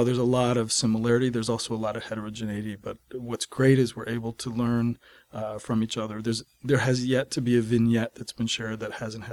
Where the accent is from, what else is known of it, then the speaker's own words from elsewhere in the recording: Maine, United States; I'm working in my home state of Maine is central Maine